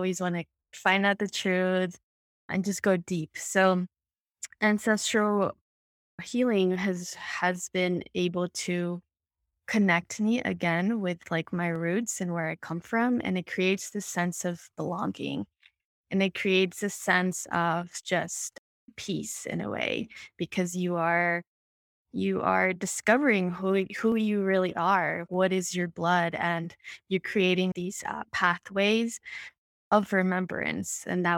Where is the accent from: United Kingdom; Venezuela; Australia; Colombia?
Colombia; I come from Colombia. I'm a woman of color. I also have Indigenous ancestry.